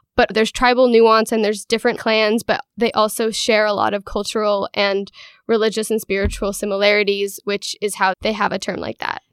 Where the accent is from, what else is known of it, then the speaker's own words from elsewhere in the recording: Hood River, Oregon, United States; I am from Hood River, Oregon